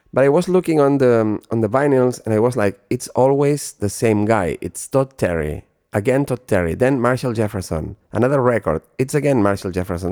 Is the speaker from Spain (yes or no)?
yes; Barcelona, Catalonia, Spain; moved away as an adult; also born or lived in Ibiza / Los Angeles; Barcelona uh, is my hometown